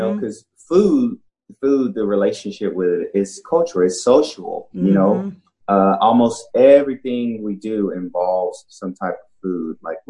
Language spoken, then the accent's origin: English; Dallas, Texas, United States; Dallas. Yeah.